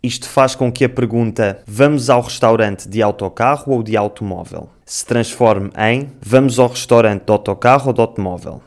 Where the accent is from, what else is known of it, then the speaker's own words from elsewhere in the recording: Lisbon, Portugal; accent: Lisbon; also born or lived in Madeira; em Lisboa, o sotaque com que crescemos é muito parecido àquele que ouvimos na televisão